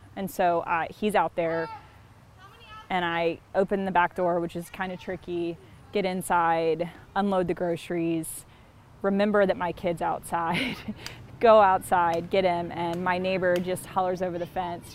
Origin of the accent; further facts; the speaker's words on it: Columbia, South Carolina, United States; moved away as an adult; also born or lived in Charleston, South Carolina / Minneapolis, Minnesota; now in Fort Wayne, United States; I'm from Columbia, South Carolina, which is real far from here